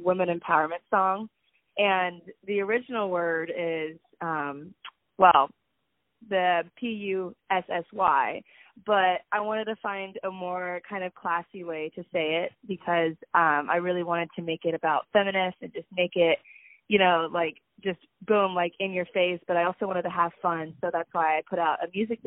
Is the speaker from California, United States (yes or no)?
yes; the Bay Area, California, United States; also born or lived in Chicago; now in Los Angeles, United States; I grew up in the Bay Area